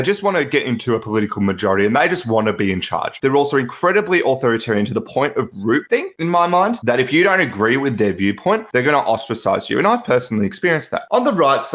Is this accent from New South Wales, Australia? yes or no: no; Melbourne, Victoria, Australia; I am from Melbourne, Australia.